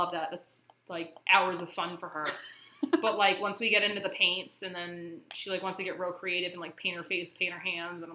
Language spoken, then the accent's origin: English; Lancaster County, Pennsylvania, United States; also born or lived in Utah; I'm from Lancaster County